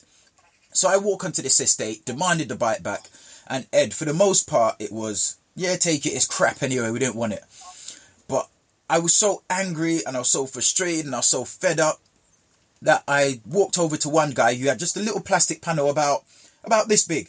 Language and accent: English; Jamaica; where I grew up in Jamaica